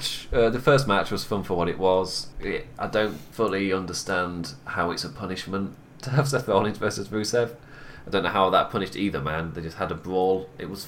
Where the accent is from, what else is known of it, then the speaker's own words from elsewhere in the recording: England, United Kingdom; I'm so English.